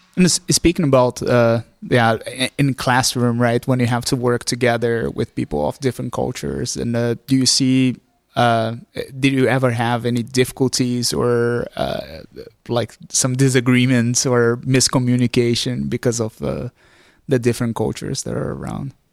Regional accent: Brazil; moved away as an adult; now in Groningen, Netherlands; I grew up in Brazil

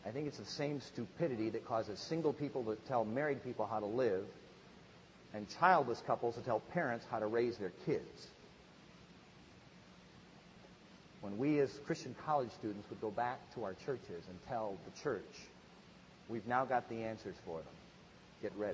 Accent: Midwest, United States; I grew up in the Midwest, and we just didn't have a lot of big churches.

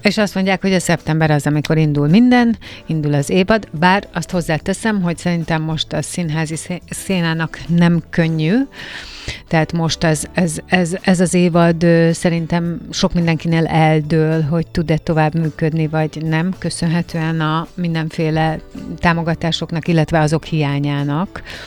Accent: Hungary; magyar vagyok én is

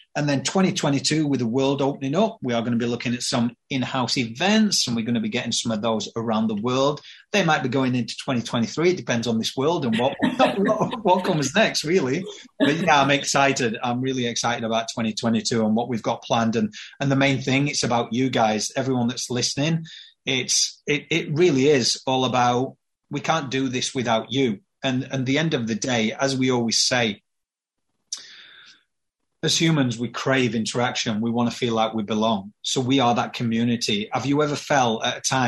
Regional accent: Yorkshire and the Humber, United Kingdom; I'm from Yorkshire.

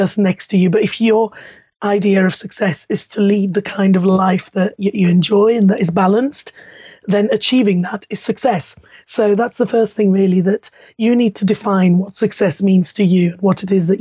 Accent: Luxembourg; moved away; being Italian and German, growing up in Luxembourg and then ending up 10 miles away from you are now.

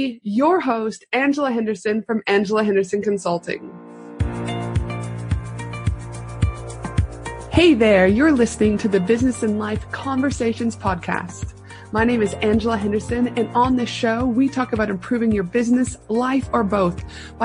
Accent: Edmonton, Alberta, Canada; now in Brisbane, Australia; I was born in Edmonton, Alberta, Canada. I am a proud Canadian.

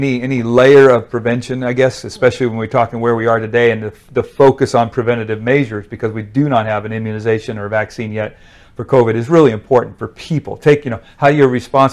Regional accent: Wyoming, United States; moved away as an adult; now in Texas, United States; I'm from Wyoming originally, wow. But now live in Texas since 86.

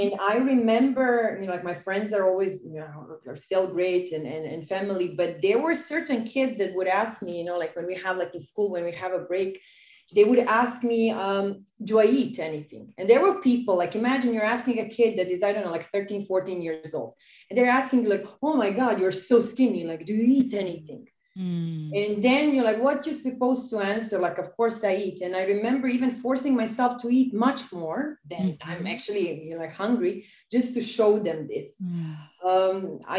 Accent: Serbia; I was doing a bit of modeling, bit of journalism on a local level in my hometown and a bit in Belgrade because I come from another town in Serbia. Mm-hmm. So it's a smaller town.

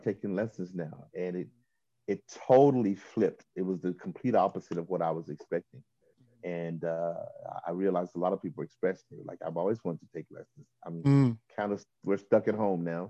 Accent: Chattanooga, Tennessee, United States; moved away; where I'm from Chattanooga, Tennessee. I'm the youngest of four

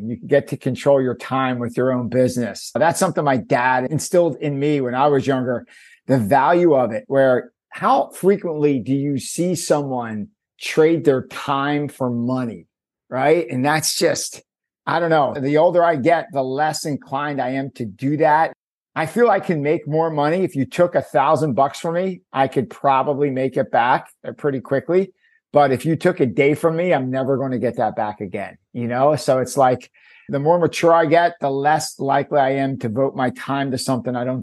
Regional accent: Cleveland, Ohio, United States; I grew up in Cleveland, Ohio.

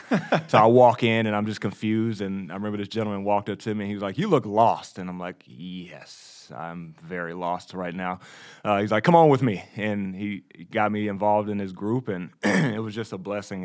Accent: Texas, United States; also born or lived in New York; I was born in the Bible Belt

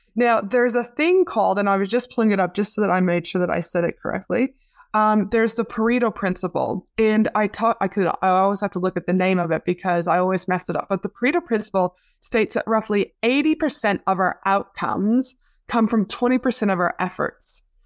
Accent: Canada; now in Australia; my hometown back in Canada.

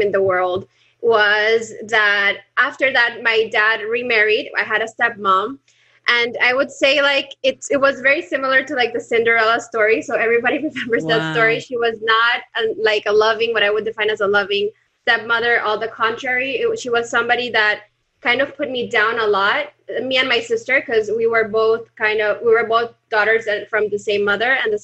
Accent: Colombia; now in Panama; Now in Panama, but I'm originally from Colombia.

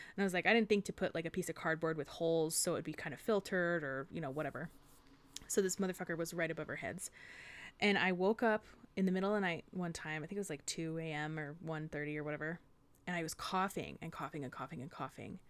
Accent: United States; I grew up in the Sierras

